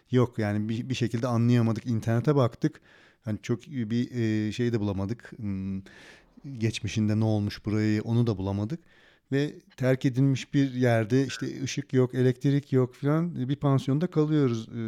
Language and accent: Turkish; Turkey; Evet ben Türk'üm.